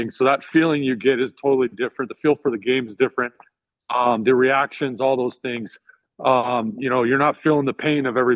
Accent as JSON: {"language": "English", "region": "Arizona", "country": "United States", "tie": "born or raised there", "said": "I grew up in Arizona as well, spent some time in South Carolina."}